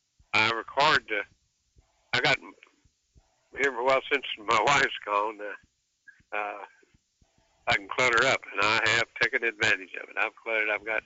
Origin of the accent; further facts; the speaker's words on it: Kentucky, United States; moved away; See, I'm from that country. I'm from Kentucky originally.